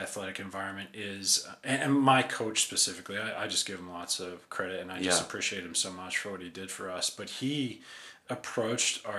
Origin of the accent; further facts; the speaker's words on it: Philadelphia, Pennsylvania, United States; I grew up in and around Philadelphia